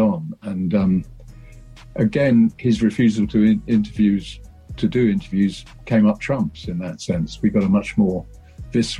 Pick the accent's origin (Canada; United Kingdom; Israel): United Kingdom; England; we didn't learn about that at high school in England.